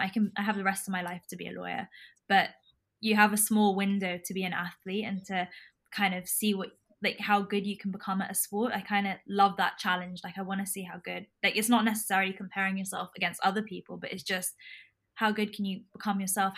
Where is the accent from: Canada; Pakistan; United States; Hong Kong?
Hong Kong; now in London, United Kingdom; We're Indian by descent. I grew up in Hong Kong.